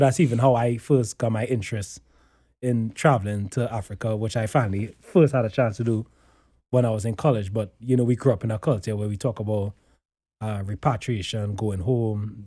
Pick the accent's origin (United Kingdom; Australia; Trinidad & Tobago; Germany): Trinidad & Tobago; moved away; I grew up in Trinidad